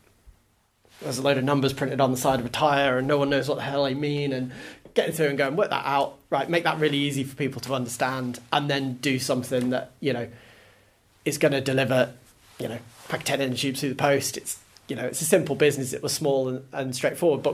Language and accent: English; Isle of Man; I grew up in the Isle of Man